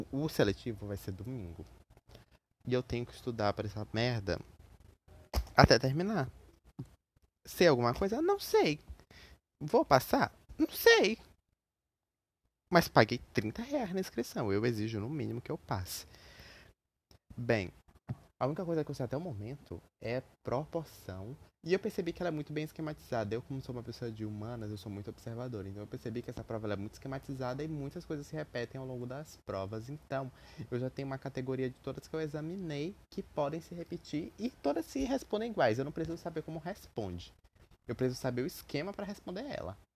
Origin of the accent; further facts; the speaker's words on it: Maranhão, Brazil; Eu sou maranhense, moro nessa cidade maldita, presa nesse lugar desgraçado. E eu tenho que morar aqui, né? É a vida, né?